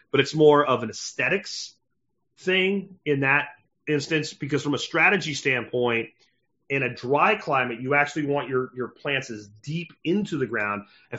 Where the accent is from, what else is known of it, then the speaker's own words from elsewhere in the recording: Pennsylvania, United States; So if I grew up in Pennsylvania, and if I had stayed in central Pennsylvania, and if I was still there today